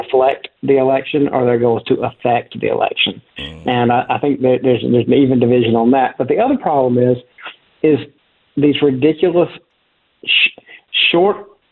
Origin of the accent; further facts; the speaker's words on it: South Carolina, United States; I grew up in South Carolina